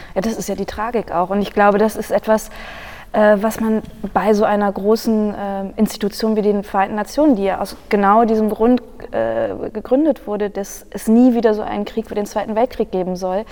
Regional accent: Germany; in dem Land, in dem ich aufgewachsen bin

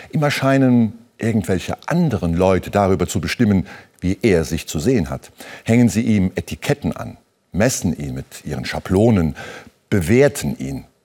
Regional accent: Saarbrücken, Saarland, Germany; Ein Mann aus der Stadt, ungefähr in meinem Alter, will wissen, wo kommen Sie her? Aus Saarbrücken, aus dem Saarland.

